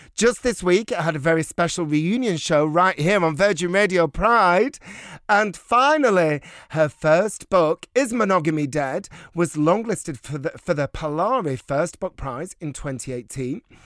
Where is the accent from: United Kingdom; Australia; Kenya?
United Kingdom; Bolton, North West England; moved away; I grew up in Bolton